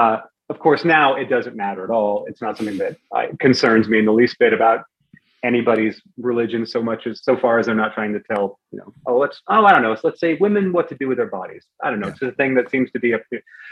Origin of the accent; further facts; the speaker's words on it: Bremerton, Washington, United States; also born or lived in Northern Virginia; I grew up in Bremerton. I moved from Northern Virginia back to Bremerton where I was born. My dad was leaving the military and we were kind of settling there. So I was in high school in Bremerton for, you know, that period and then on to Bellingham.